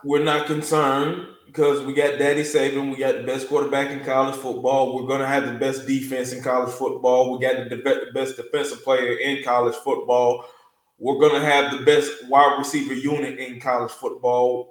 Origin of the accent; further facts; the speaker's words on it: the South, United States; We are from the South